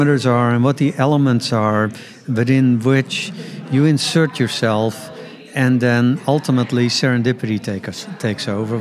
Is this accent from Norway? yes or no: no; Netherlands; I grew up in the Netherlands